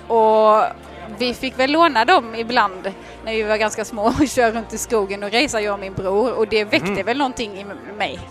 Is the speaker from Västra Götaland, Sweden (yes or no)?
no; Halmstad, Halland County, Sweden; now in Laholm, Sweden; Jag är född och uppvuxen i Halmstad, bor numera i Laholm